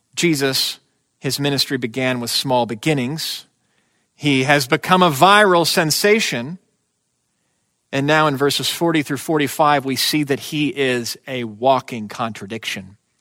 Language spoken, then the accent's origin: English; United States